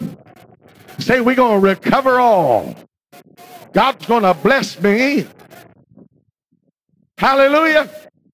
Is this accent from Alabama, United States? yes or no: no; Virginia, United States; When I grew up in Virginia